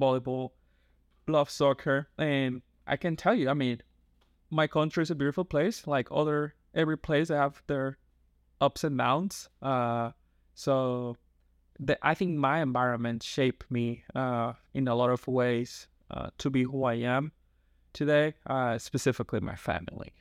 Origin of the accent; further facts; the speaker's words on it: San Pedro de Macorís, Dominican Republic; first language Spanish; English is a second language; now in Oregon, United States; born and raised in San Pedro de Macorís